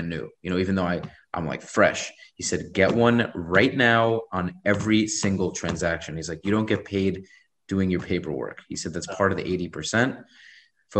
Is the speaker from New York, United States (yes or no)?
yes; New York City, New York, United States; I'm a New Yorker.